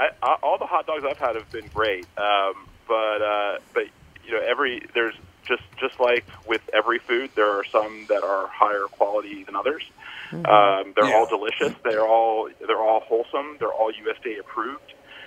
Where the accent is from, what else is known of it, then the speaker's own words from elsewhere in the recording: Atlanta, Georgia, United States; Atlanta, Georgia.